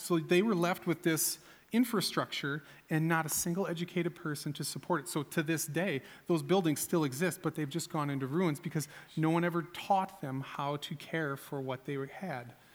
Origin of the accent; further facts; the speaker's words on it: United States; as an American